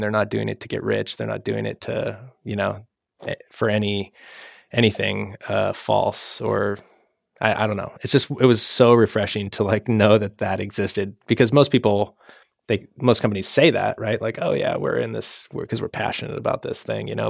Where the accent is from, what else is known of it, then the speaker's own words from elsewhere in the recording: Washington, United States; moved away; also born or lived in Idaho; I'm from Washington State originally